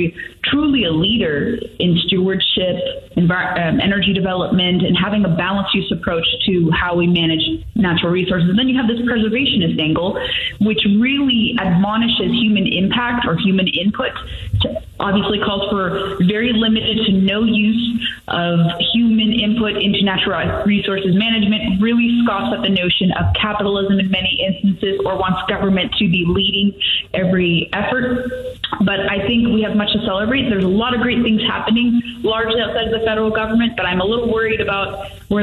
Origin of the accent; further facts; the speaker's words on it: Southern California, United States; moved away as an adult; I'm from California originally. I left the state about a decade ago, but I remember the frequency of wildfires and high intensity fires, even where I grew up in Southern California